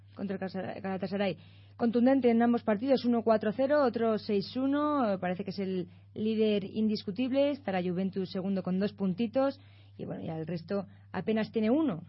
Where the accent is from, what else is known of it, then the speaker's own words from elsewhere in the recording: Valladolid, Castile and León, Spain; yo soy de Valladolid, pero simpática